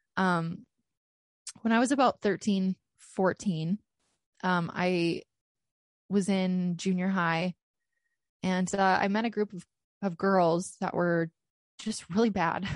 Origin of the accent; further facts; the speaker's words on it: Canada; I am Canadian.